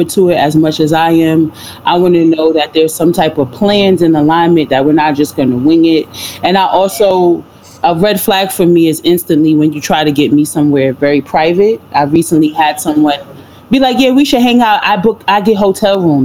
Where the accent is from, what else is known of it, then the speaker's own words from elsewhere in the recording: New York, United States; moved away as an adult; now in Los Angeles, United States; I'm from New York and I live in LA.